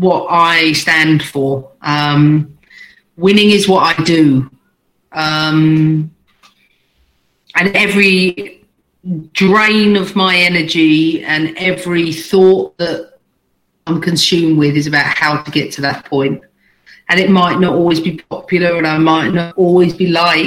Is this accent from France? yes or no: no; England, United Kingdom; moved away as an adult; also born or lived in United States; I was born in the UK, but I was definitely made in America